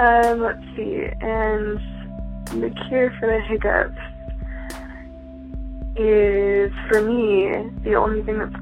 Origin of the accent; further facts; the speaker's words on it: Bridgeport, Connecticut, United States; born there; My first memory is of looking around the loft apartment that I was born in Bridgeport